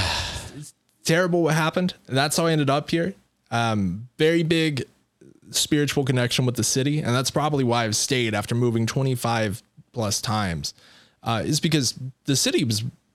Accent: Seattle, Washington, United States; I don't know if you can tell, but I'm from Seattle.

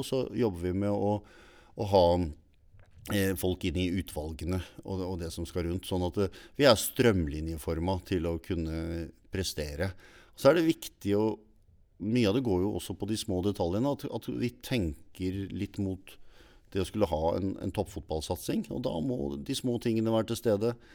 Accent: Stavanger, Rogaland, Norway; now in Larvik, Norway; jeg er oppvokst i Stavanger

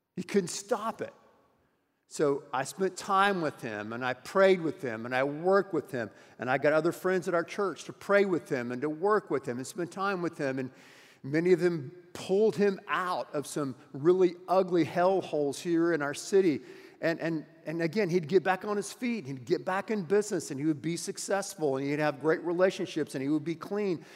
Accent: United States; as an American and as a citizen here in our wonderful country

